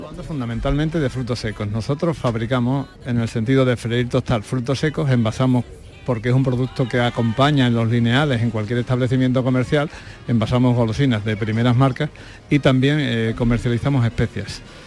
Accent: Lora del Río, Andalusia, Spain; Estamos en Lora

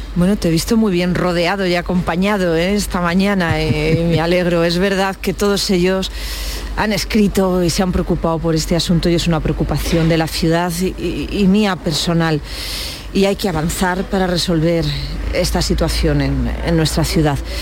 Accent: Granada, Andalusia, Spain; somos muchos los granadinos que defendemos la unidad de nuestro país

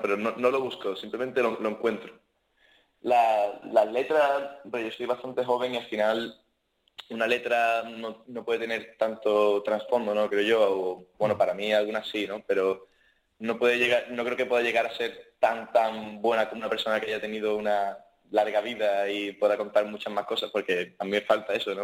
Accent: Cádiz, Andalusia, Spain; Yo Soy, gaditano

